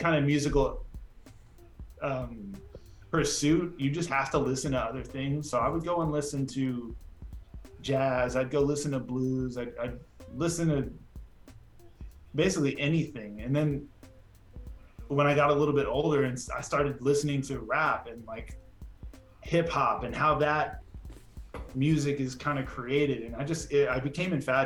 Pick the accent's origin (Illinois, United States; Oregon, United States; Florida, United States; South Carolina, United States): Oregon, United States; Portland; I grew up in Portland